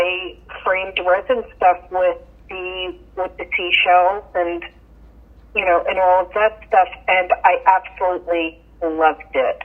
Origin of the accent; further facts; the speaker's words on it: Yonkers, New York, United States; moved away as an adult; also born or lived in Beacon, New York; now in Wakefield, United States; I was born in Yonkers, New York. Lived there until right before my teenage years, and then we moved from Yonkers up to Beacon, New York